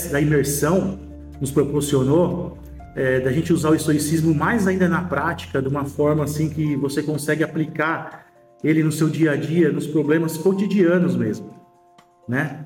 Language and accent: Portuguese; São Paulo, Brazil; tenho 43 anos, sou de São Paulo, capital, sou empresário